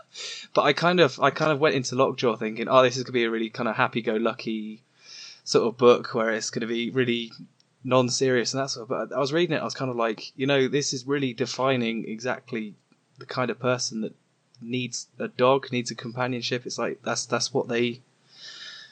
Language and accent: English; United Kingdom; I'm British.